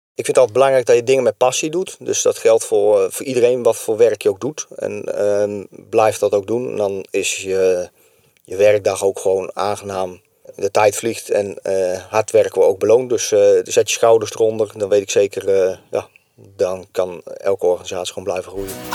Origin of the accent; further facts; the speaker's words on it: Barneveld, Gelderland, Netherlands; moved away as an adult; now in Kesteren, Netherlands; Ik kom uit Barneveld. Ik ben, mijn vrouw komt uit Kesteren, dus zodoende ben ik hier in de regio terechtgekomen